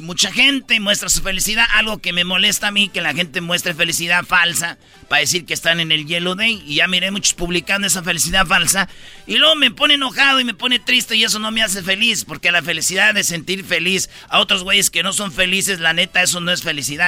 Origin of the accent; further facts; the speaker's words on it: Quilpan, Michoacán, Mexico; mi pueblo, ahí en Quilpan, Michoacán